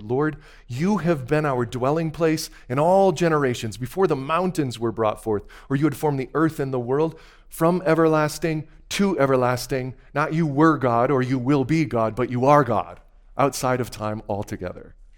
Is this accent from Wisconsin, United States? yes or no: yes; Wisconsin, United States; moved away; I had made just a quick trip back to my home state